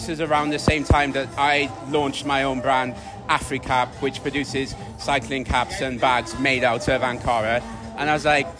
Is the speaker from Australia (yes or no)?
no; Manchester, North West England, United Kingdom; also born or lived in Wales / Sierra Leone; I'm a British-raised Sierra Leonean. I grew up in a mixture of Manchester, Wales, so that's what the accent's about